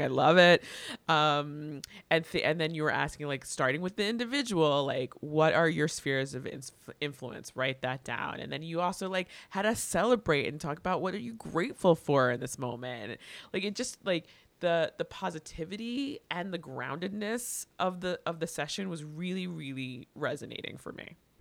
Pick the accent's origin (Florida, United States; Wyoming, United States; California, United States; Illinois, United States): Florida, United States; Miami; also born or lived in Atlanta; I I grew up here, um, born and raised